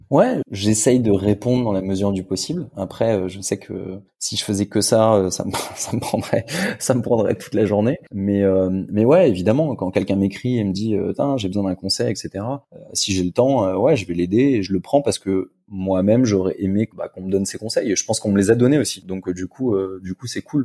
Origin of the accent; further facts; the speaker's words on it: France; now in Germany; en tant que bon français